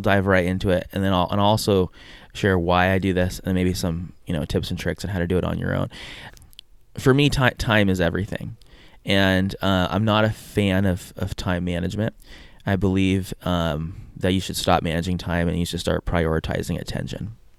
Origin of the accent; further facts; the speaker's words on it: San Diego, California, United States; moved away as an adult; also born or lived in Brazil; now in Hawaii, United States; But I'm born and raised in San Diego. I lived there my whole life until I was about 19. Then I lived in Brazil for a couple years doing missionary work, and then I moved to Hawaii where I did school, and lived here in Hawaii ever since.